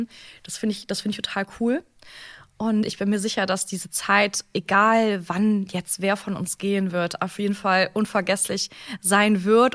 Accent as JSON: {"language": "German", "town": "Cologne", "region": "North Rhine-Westphalia", "country": "Germany", "said": "Ich komme ja ursprünglich ähm, auch hier aus, bin ja ursprünglich auch Kölnerin von Herzen überzeugte Rheinländerin."}